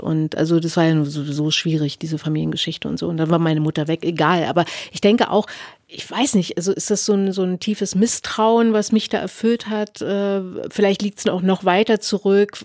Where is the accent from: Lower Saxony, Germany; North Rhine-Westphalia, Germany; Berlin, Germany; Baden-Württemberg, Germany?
Berlin, Germany; Ich bin in Ostberlin geboren und ich bin, wenn ich sowas wie Heimat verorten sollte, bin ich Ostberlinerin, weil ich lebe auch immer noch in Ostberlin